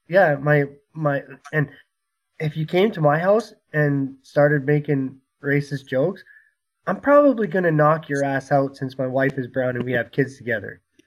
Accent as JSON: {"language": "English", "country": "Canada", "said": "I'm Canadian"}